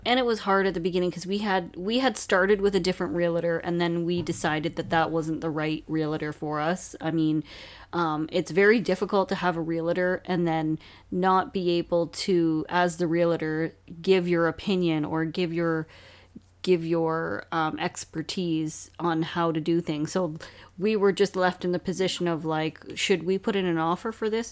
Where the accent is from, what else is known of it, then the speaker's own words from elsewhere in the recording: Hamilton, Ontario, Canada; now in Cayuga, Canada; we are both from Hamilton